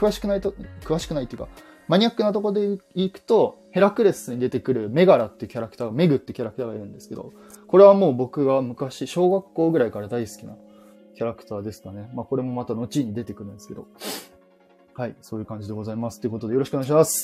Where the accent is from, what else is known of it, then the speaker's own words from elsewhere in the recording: Kyushu, Japan; born there; also born or lived in Saitama / Yokohama, Kanagawa; 九州の方で生まれました。で、えっ、ー、と、僕の両親、主に父親がですね、転勤族だったので、九州で生まれたんですけど、その後速攻、関東の方え埼玉の方か、埼玉の方に行って、で、また、えー、横浜の方に行って